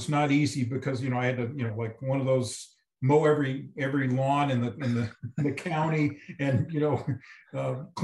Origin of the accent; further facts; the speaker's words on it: Oakland, California, United States; I'm from Oakland, California, which is about 25 miles from where Fremont Dragster, was